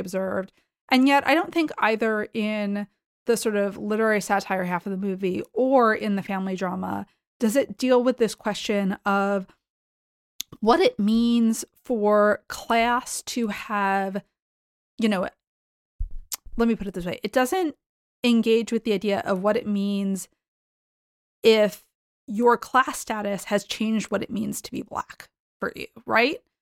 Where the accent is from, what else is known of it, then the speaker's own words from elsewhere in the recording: Boston, Massachusetts, United States; I grew up in the Boston area